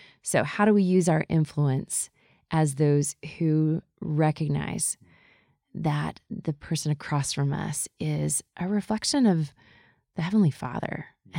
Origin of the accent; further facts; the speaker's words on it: the South, United States; And we grew up in the South, as I think we've mentioned a little bit. At least there was a bunch of Southern influence as I moved around the world.